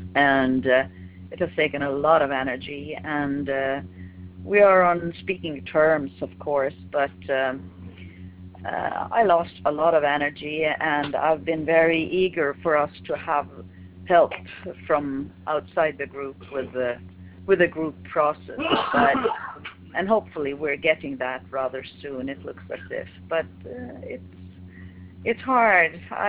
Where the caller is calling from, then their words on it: Sweden; I'm calling from Sweden.